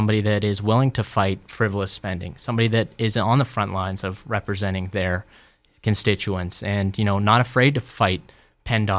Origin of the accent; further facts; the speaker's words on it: Robinson Township, Pennsylvania, United States; it's Robinson, kind of my hometown